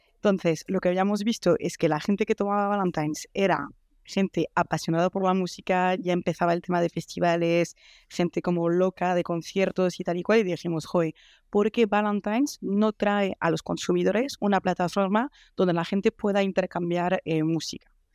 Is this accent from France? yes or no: yes; France; Spanish is a second language; moved away as an adult; now in Madrid, Spain; soy francesa.